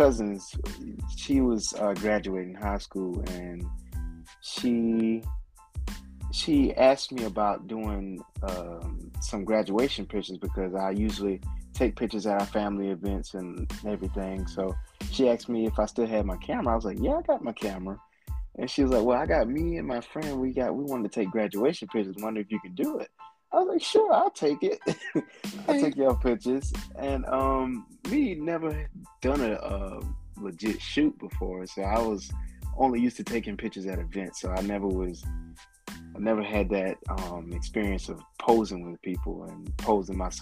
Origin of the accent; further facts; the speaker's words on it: Blackville, South Carolina, United States; born and raised in Blackville, South Carolina. Also graduated from Blackville Hilton High School